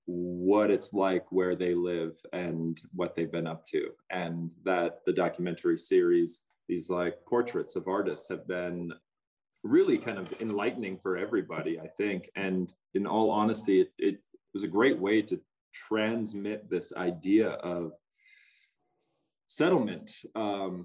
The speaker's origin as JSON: {"language": "English", "region": "North Dakota", "country": "United States", "moved": "yes", "lives_now": "Montana, United States", "said": "I'm from North Dakota on the Missouri River. And I'm currently in Montana"}